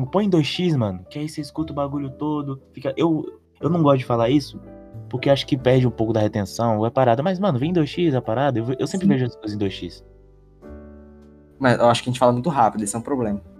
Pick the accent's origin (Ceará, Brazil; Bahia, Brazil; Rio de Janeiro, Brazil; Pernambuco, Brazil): Bahia, Brazil; Mal preguiça, mano, sou baiano.